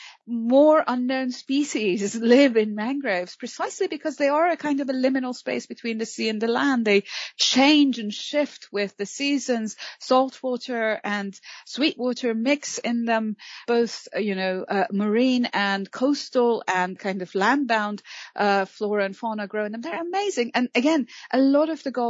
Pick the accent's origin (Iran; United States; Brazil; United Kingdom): Iran; Mashhad, Razavi Khorasan; growing up in Mashhad in northeast Iran